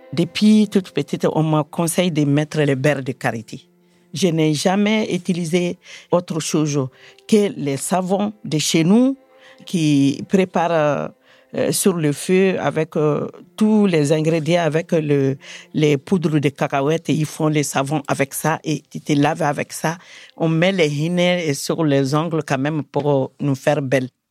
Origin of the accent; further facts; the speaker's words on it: Mali; also born or lived in Bamako; now in France; je suis du Mali. Karamkola, c'est mon village euh, natal. Il est à 100 km de Bamako